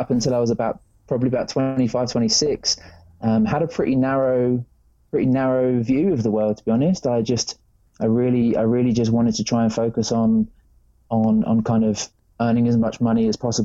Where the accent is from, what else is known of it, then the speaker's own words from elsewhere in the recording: England, United Kingdom; I grew up in England, the land of rain.